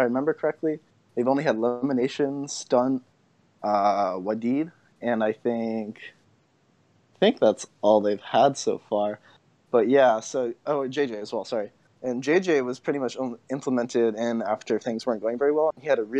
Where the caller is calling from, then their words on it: San Mateo, California, United States; I'm from San Mateo, California.